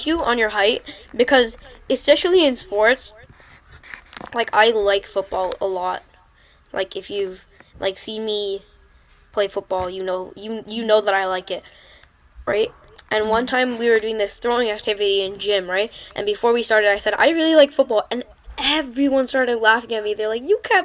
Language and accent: English; United States; I was born in America